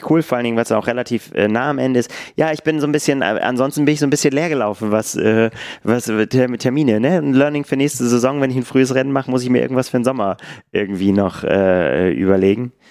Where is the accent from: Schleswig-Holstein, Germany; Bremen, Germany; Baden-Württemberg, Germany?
Bremen, Germany; ich werde den Marathon Bremen laufen, weil ich einfach, ne, meine Heimatstadt.